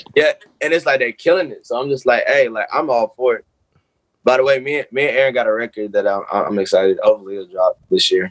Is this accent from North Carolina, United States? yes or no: yes; Charlotte, North Carolina, United States; born or raised there